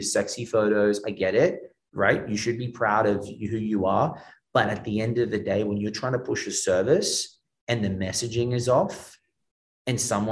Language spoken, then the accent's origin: English; Australia; now in Miami, United States; I'm Australian